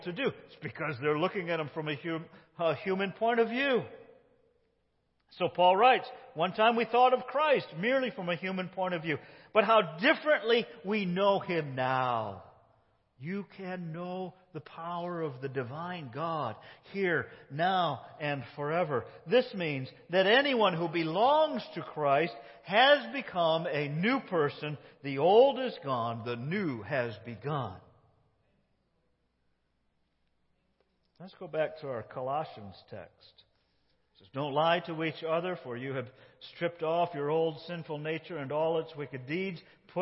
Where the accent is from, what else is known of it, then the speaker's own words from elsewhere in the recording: United States; You can tell I'm not British. Tell I'm one of those Yankees that rebelled